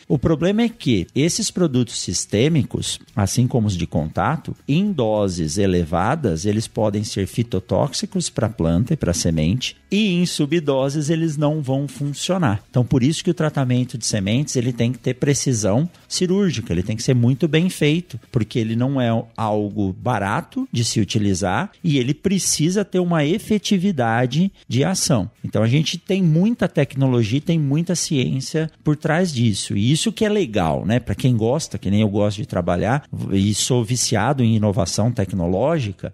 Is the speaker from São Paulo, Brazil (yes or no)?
yes; São Paulo, Brazil; now in Sinop, Brazil; hoje eu moro em Sinop, mas nasci em São Paulo